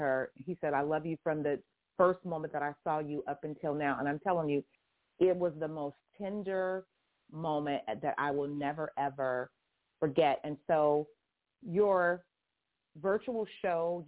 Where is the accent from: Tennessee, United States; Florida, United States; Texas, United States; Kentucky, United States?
Texas, United States; Houston; also born or lived in Waco, Texas / Itasca, Texas; now in California, United States; I live in California, but I didn't grow up in California. I'm a Texas girl. I grew up in Houston and in Waco and parts of Itasca